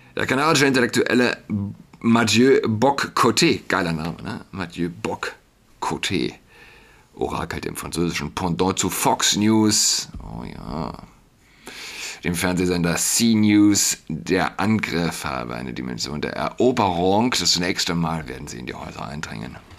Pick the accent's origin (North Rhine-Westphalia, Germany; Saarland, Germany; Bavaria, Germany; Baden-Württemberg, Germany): Saarland, Germany; now in Berlin, Germany; als jemand, der in Berlin wohnt, auch als Saarländer